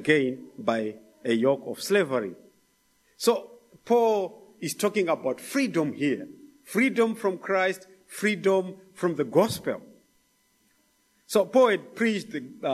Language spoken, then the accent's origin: English; Zimbabwe; moved away; from Zimbabwe